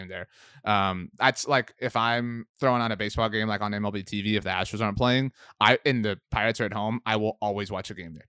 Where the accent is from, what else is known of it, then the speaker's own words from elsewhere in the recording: Texas, United States; Obviously I like the city of Houston, you know, just in general, and being a Texan and whatnot.